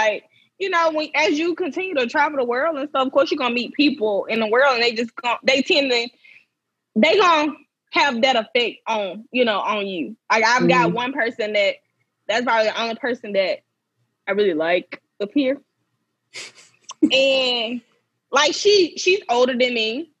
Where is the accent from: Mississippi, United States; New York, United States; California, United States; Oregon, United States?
Mississippi, United States; moved away as an adult; I moved from Mississippi, been my whole life, you know.